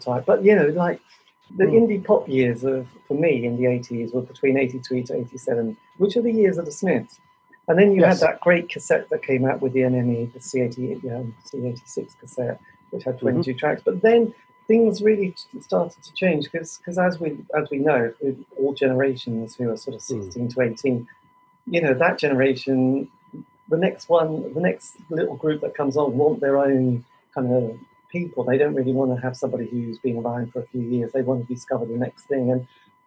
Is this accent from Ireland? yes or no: no; Norwich, East of England, United Kingdom; I'm from Norwich.